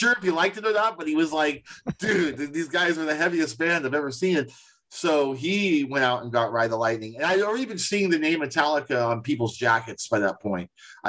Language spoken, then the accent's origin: English; Daly City, California, United States; we didn't have that in Daly City